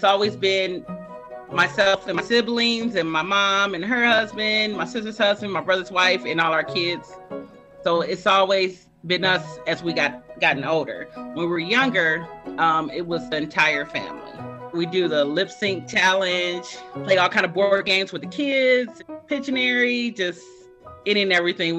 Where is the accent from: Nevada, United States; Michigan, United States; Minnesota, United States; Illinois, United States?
Michigan, United States; Romulus; I'm 41. I'm from Romulus.